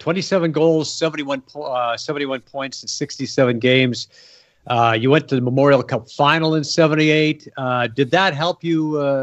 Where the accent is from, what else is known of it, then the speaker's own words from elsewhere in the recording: Edmonton, Alberta, Canada; I grew up in Edmonton, so I watched a lot of that hockey